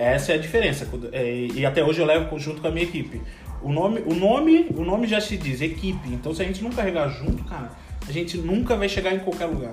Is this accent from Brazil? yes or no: yes; Florianópolis, Santa Catarina, Brazil; moved away as an adult; eu sou de Florianópolis